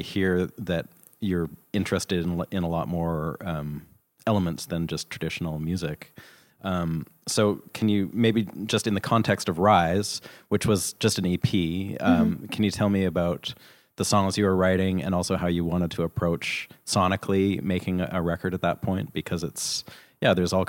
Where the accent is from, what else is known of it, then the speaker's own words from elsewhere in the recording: Canada; hey, I'm from Canada.